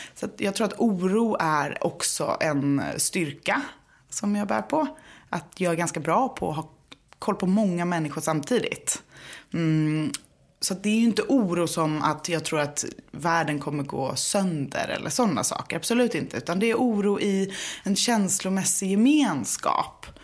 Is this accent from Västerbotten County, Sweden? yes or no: no; Gothenburg, Västra Götaland, Sweden; now in Stockholm, Sweden; jag är uppvuxen i Göteborg med konstnärsföräldrar